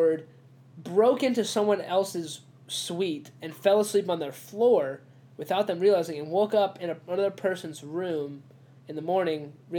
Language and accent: English; Mayodan, North Carolina, United States; I'm from Mayo Dan, North Carolina.